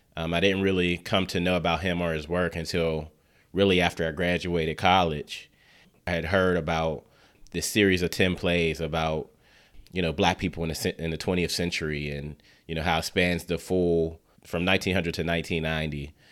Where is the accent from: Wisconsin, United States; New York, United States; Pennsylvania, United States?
Pennsylvania, United States; Pittsburgh; growing up in Pittsburgh